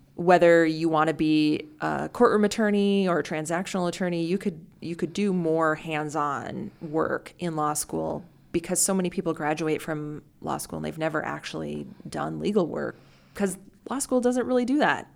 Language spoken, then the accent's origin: English; North Dakota, United States; now in Omaha, United States; I am also from North Dakota